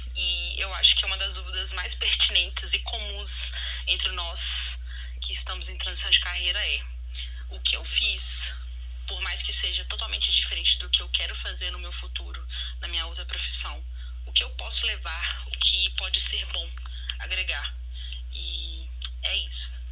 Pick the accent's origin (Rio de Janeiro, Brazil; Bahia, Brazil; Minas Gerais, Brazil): Minas Gerais, Brazil; eu sou de Minas Gerais